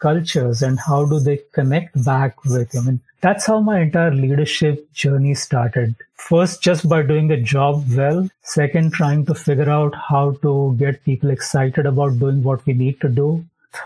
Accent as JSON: {"language": "English", "town": "Mumbai", "region": "Maharashtra", "country": "India", "tie": "born or raised there", "moved": "as an adult", "lives_now": "Jacksonville, United States", "said": "I come from Mumbai, India"}